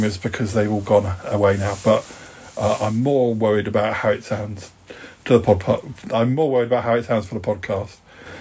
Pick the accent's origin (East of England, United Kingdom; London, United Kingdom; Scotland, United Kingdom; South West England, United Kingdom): South West England, United Kingdom; Salisbury; moved away; Salisbury, my hometown